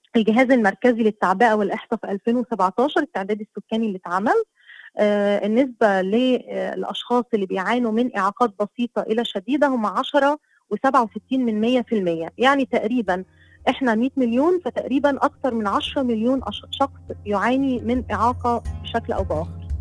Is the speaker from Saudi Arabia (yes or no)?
no; Asyut Governorate, Egypt; now in Cairo, Egypt; أنا مصرية وأساسا من صعيد مصر من محافظة أسيوط